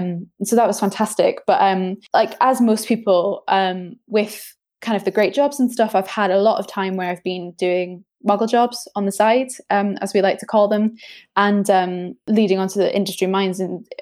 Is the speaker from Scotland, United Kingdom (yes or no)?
yes; Edinburgh, Scotland, United Kingdom; moved away as an adult; now in London, United Kingdom; So I'm from Edinburgh, very muted accent now, because I've been down in London for about 8 years.